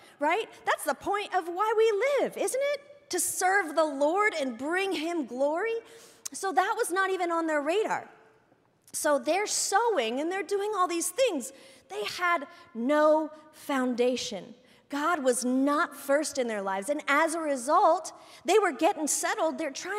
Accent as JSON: {"language": "English", "region": "Indiana", "country": "United States", "also_born_or_lived": "Orlando", "said": "I'm from Indiana originally. I lived in Orlando for a couple of years. I went to 4 different high schools, whatever."}